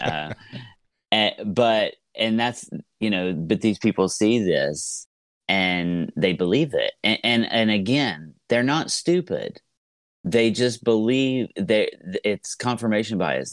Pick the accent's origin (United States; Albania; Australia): United States; Southeast Ohio; I am from Southeast Ohio, uh, uh, which is a very rural area